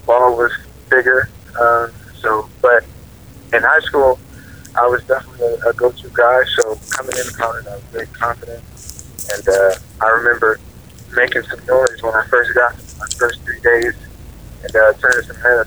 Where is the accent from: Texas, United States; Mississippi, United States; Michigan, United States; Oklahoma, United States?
Oklahoma, United States; Oklahoma City; growing up, in Oklahoma City